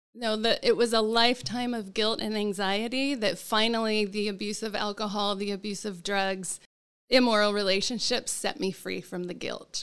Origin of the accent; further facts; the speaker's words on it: Salt Lake City, Utah, United States; now in Orlando, United States; I grew up in Salt Lake City